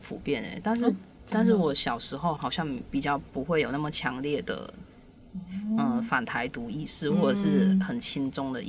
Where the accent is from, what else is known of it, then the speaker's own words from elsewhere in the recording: Malaysia; moved away as an adult; also born or lived in Hualien, Taiwan; now in Taiwan; 我也是马来西亚人